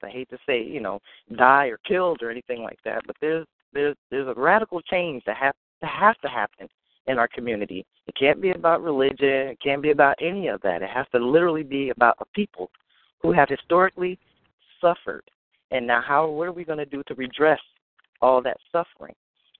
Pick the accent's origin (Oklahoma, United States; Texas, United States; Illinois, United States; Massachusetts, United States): Oklahoma, United States; Tulsa; It's odd because I was born in Tulsa, Oklahoma in 1974. So we kind of grew up in the shadow of, you know, everything that happened through the civil rights movement